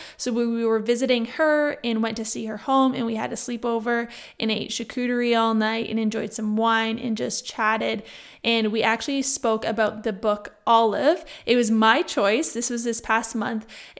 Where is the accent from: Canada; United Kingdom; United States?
Canada; Niagara, Ontario; On Thursday, I went back to my hometown, which is Niagara, for those of you that do not know.